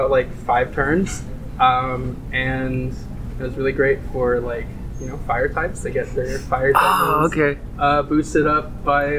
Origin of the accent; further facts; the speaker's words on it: Williamsburg, Virginia, United States; We met in high school. We're both from Williamsburg, Virginia